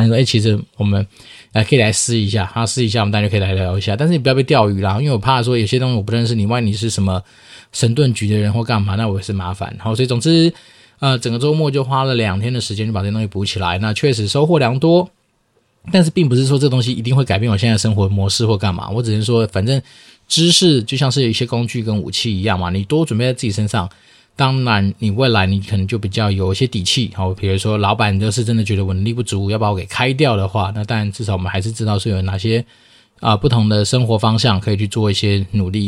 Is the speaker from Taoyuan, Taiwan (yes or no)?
yes; Taoyuan, Taiwan; 以我老家桃园来说